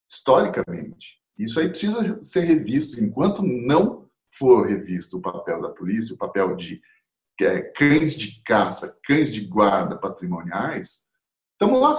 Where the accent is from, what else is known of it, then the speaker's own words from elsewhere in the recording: Mato Grosso, Brazil; also born or lived in São Paulo; Eu sou mato-grossense, mas eu vivi muito em São Paulo, sempre tive toda a minha família paterna é paulista.